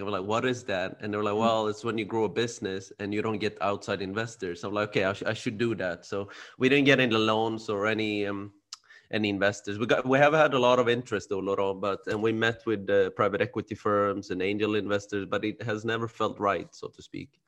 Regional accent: Sweden; now in Spain; I was born and raised in Sweden, like you said. My parents are from Cambodia.

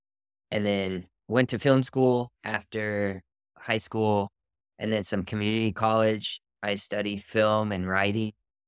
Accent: California, United States; I grew up in Southern California.

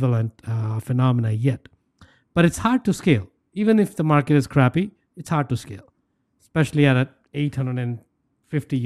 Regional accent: India; moved away; I grew up in India

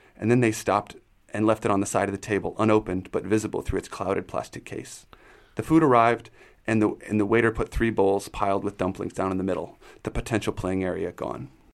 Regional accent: United States; now in China; I'm American

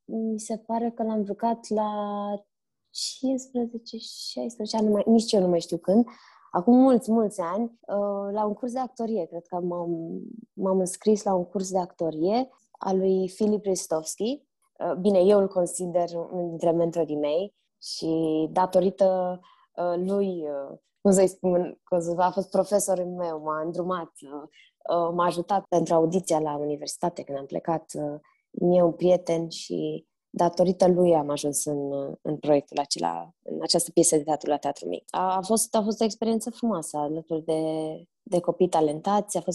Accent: Romania; also born or lived in Barcelona / Turkey; m-am născut în Barcelona, fratele meu în Turcia, așa că noi am crescut printre străini de la o vârstă fragedă. La șase ani mi se pare că ne-am întors din Turcia în România

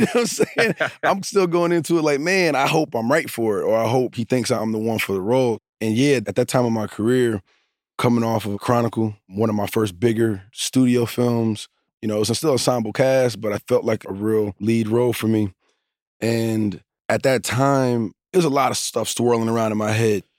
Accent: Newark, New Jersey, United States; I'm from Newark, you know, I'm from certain places

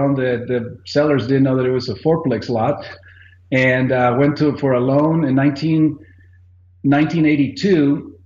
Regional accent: Mexico; moved away as an adult; I am originally from Mexico. I lived all over the country. My father was in the highway department, so we moved around

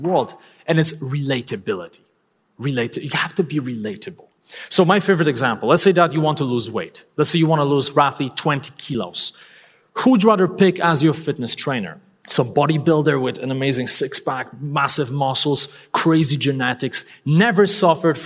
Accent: Poland; English is a second language; moved away; I'm not a native English speaker. I'm originally from Poland.

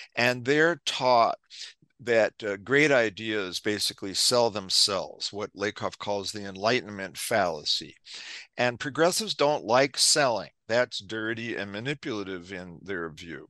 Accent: New York City, New York, United States; I was, uh, growing up in New York City in the nineteen sixties

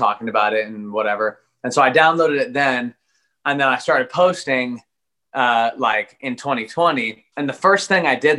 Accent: Eugene, Oregon, United States; born and raised Eugene, the 541 PNW baby.

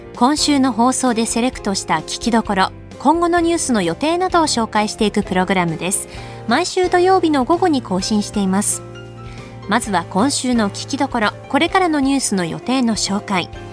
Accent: Akita, Japan; 私の出身の秋田

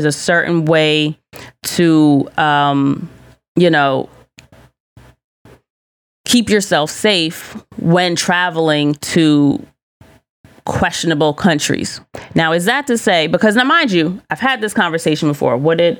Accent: Colombia; thank you so much for, you know, highlighting Colombia as the country I know it to be. I love my home country.

